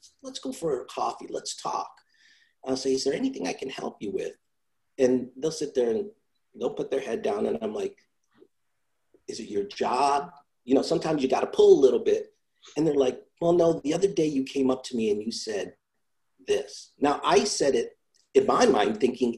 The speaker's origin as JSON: {"language": "English", "region": "New York", "country": "United States", "tie": "born or raised there", "also_born_or_lived": "Italy", "said": "I come from Italy. Then I grew up in New York. So, you know, I grew up in a little rough neighborhood where we had our own slang"}